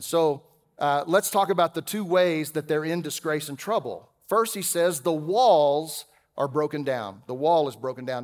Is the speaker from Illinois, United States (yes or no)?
no; Texas, United States; I'm a Texan raised by a couple of teenagers